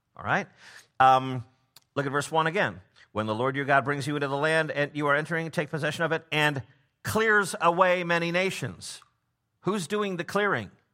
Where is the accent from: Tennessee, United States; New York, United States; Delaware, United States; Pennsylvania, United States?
Tennessee, United States; Memphis